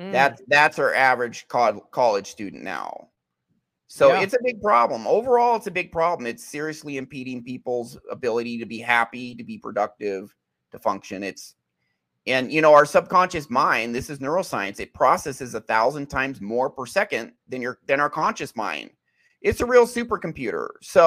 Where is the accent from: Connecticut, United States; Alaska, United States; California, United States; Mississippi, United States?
Alaska, United States; born there; also born or lived in Utah; I lived in Utah for many years, but I was born in Alaska.